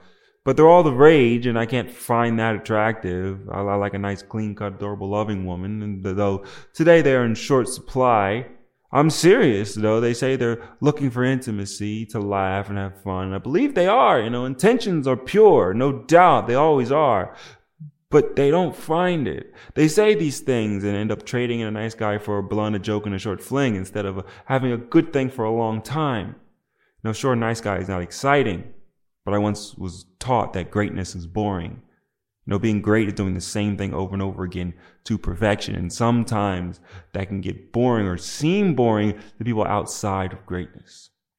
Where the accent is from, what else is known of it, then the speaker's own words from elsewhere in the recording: New Jersey, United States; I'm black, not from the South. I'm from New Jersey. And no, not the New Jersey you're thinking of. Yes, the one in America, but not the one upstate near New York.